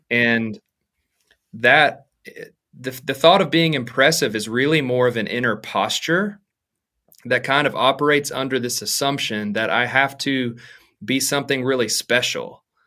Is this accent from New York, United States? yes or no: no; Arkansas, United States; moved away as an adult; now in Dallas, United States; I'm from Arkansas originally and have been there, honestly, my whole life until this point